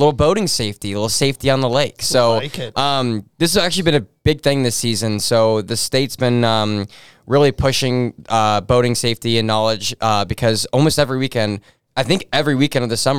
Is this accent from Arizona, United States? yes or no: yes; Arizona, United States; I'm from Arizona, right?